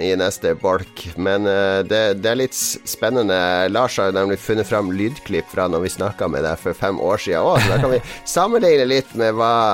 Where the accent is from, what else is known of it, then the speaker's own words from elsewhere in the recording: Elverum, Innlandet, Norway; now in Hamar, Norway; jeg er opprinnelig fra Elverum, så ikke lange stykker